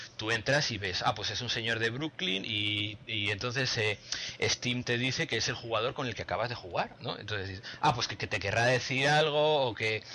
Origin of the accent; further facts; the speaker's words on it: Spain; hablo español, pues soy español desde nacimiento